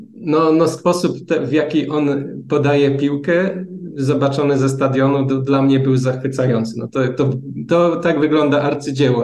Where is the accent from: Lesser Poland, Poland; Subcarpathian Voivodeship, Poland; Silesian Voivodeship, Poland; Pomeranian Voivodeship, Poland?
Silesian Voivodeship, Poland; Bielsko-Biała; pochodzę z Bielska